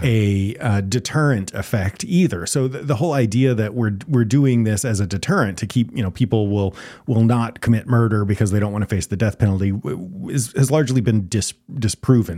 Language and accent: English; Texas, United States; I'm a Texas boy. I grew up in Texas